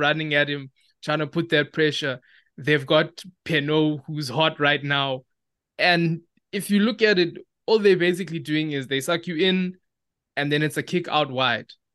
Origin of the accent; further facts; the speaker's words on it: South Africa; as South African rugby fans, all we do is we love to speculate